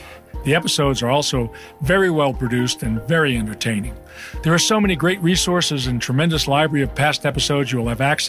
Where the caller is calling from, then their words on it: Santa Fe, New Mexico, United States; from Santa Fe, New Mexico.